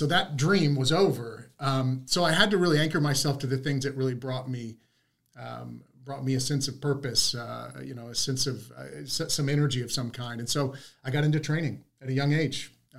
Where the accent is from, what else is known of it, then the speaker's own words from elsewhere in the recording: Texas, United States; I was from Texas.